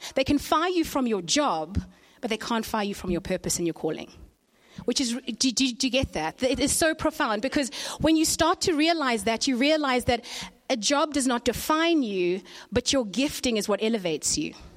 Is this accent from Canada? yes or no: no; Zimbabwe; I was born in Zimbabwe.